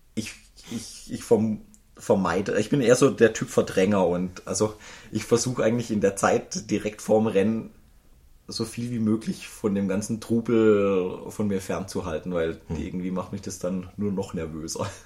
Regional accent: Baden-Baden area, Baden-Württemberg, Germany; ich bin in der Gegend Baden-Baden, Rheinebene bin ich groß geworden

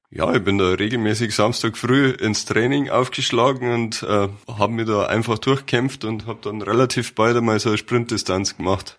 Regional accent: Mammendorf, Bavaria, Germany; Also ich bin aufgewachsen in Mammendorf, das ist im Landkreis Fürstenfeldbruck

